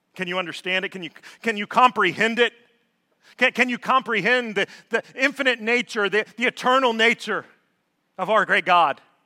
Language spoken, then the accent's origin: English; Georgia, United States; moved away as an adult; also born or lived in North Alabama; I was born and raised in Georgia.